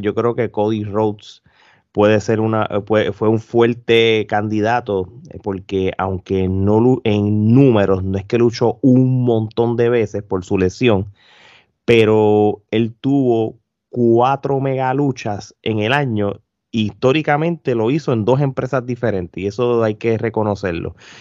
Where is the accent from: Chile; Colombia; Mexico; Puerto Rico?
Puerto Rico; nosotros no somos regionales, pero somos boricuas